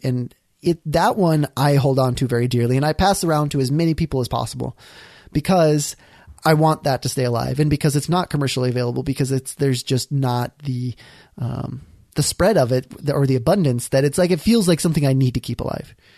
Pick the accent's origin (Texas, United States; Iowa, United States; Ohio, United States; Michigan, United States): Iowa, United States; growing up in Iowa